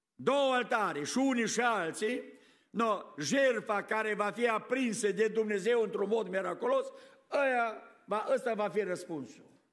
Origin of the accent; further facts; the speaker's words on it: Romania; now in United States; Noi la a treia, a treia generație nu mai suntem români în America